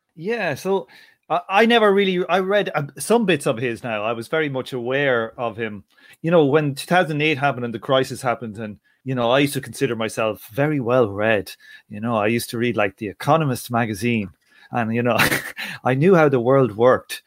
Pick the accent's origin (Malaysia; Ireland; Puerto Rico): Ireland; being an Irish person